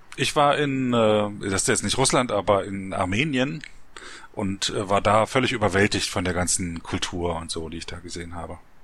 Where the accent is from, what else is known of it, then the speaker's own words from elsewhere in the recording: East Germany, Germany; ich bin ja in der DDR aufgewachsen.